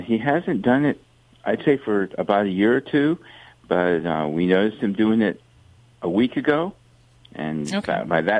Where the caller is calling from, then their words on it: Pismo Beach, California, United States; I'm calling from Pismo.